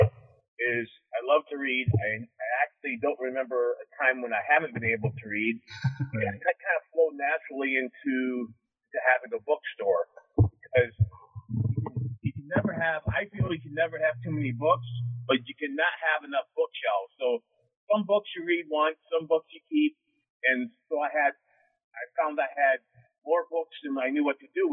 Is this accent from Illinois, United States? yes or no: no; Wellsboro, Pennsylvania, United States; I'm from Wellsboro, Pennsylvania, which is home of the Pennsylvania Grand Canyon